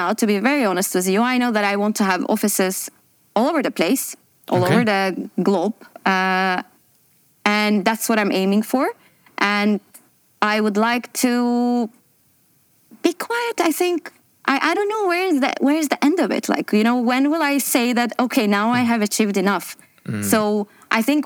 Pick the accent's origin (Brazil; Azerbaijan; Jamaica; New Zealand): Azerbaijan; moved away as an adult; now in Dubai, United Arab Emirates; I'm from Azerbaijan originally, and I'm based in Dubai for the last 12 years